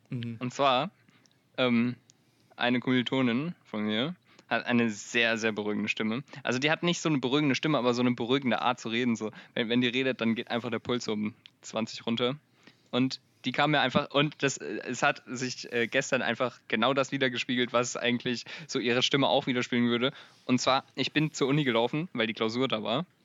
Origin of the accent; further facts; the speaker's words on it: Wiesbaden, Hesse, Germany; born there; Marcel, ich bin aber nicht in Itstein geboren.